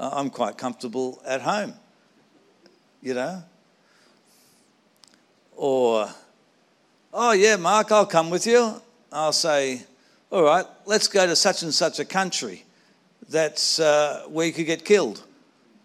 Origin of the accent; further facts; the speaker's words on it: Sydney, New South Wales, Australia; I grew up in the Anglican Cathedral in Sydney